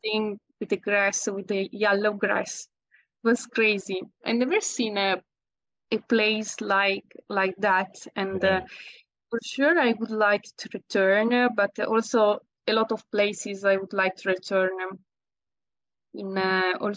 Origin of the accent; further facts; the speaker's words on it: Italy; accent: Italian; English is a second language; there is a little bit of my Italian accent still